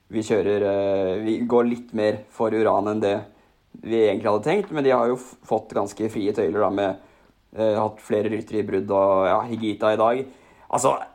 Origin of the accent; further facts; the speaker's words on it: Asker, Akershus, Norway; hjemme på Billingstad i Asker